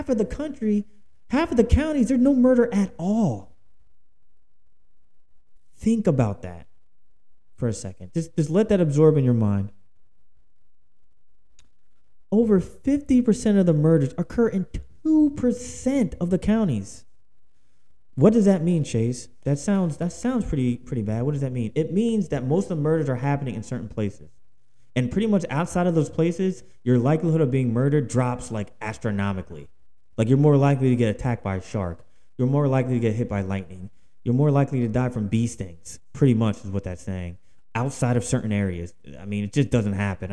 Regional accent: Philadelphia, Pennsylvania, United States; now in Houston, United States; I live in Houston, Texas. All right, but I'm from Philadelphia, Pennsylvania

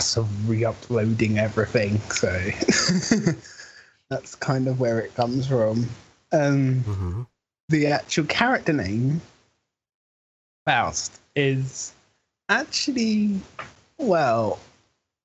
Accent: England, United Kingdom; I'm from England, and I'm a colorist

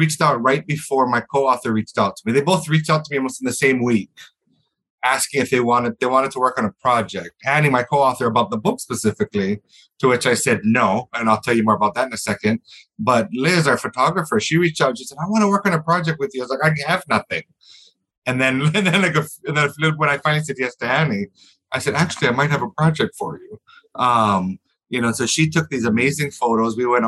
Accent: Honolulu, Hawaii, United States; born and raised in Honolulu

